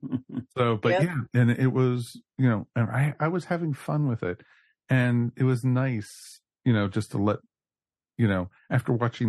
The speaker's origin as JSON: {"language": "English", "country": "United Kingdom", "said": "So, but you know, as I said, because we're British, that is why."}